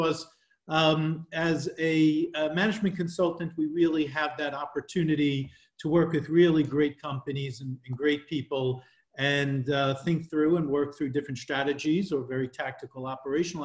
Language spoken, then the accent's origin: English; New York, United States; moved away as an adult; now in Paris, France; I'm originally from New York, but I've been working internationally for over 20 years now, currently living in Paris